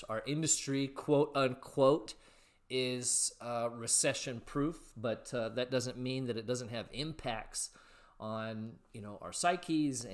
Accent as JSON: {"language": "English", "area": "West Coast, the Northwest", "region": "Pacific Northwest", "country": "United States", "tie": "born or raised there", "also_born_or_lived": "California", "said": "I grew up on the West Coast, so I was in California at the time"}